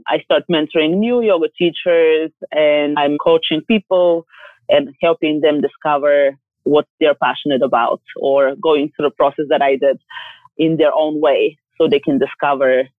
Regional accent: Bulgaria; I'm from Bulgaria, and it's a small country in the Mediterranean

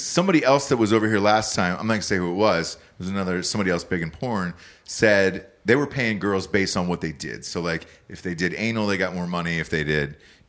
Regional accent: Atlanta, Georgia, United States; I'm from Atlanta.

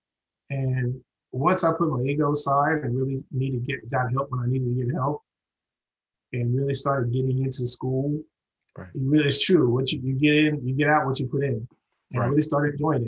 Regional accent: Houston, Texas, United States; moved away; that was my hometown. Right. I mean, I grew up there

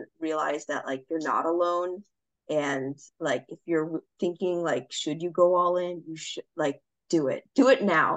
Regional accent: Long Beach, California, United States; now in Los Alamitos, United States; I'm from Long Beach, California, but right now I'm living in Los Alamitos

